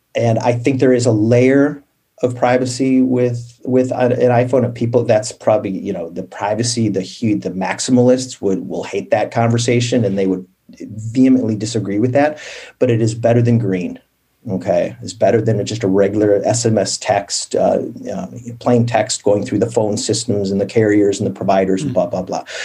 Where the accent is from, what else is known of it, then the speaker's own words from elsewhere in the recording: Midwest, United States; I grew up in the Midwest, pretty uneventful